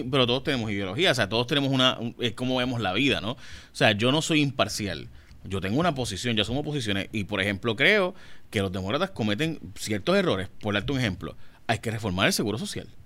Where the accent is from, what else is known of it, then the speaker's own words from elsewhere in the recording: Puerto Rico; a la larga todas somos puertorriqueños, queremos lo mejor para Puerto Rico